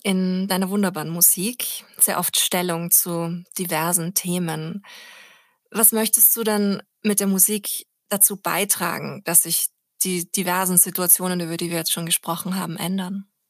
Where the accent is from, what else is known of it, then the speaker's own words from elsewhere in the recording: Austria; moved away as an adult; now in Berlin, Germany; ich bin ja Österreicherin